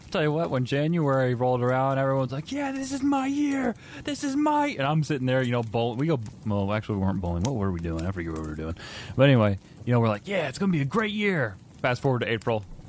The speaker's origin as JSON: {"language": "English", "region": "Indiana", "country": "United States", "said": "I'm from Indiana."}